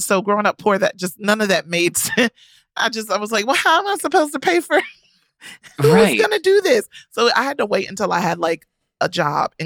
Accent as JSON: {"language": "English", "region": "North Carolina", "country": "United States", "tie": "born or raised there", "said": "growing up in North Carolina"}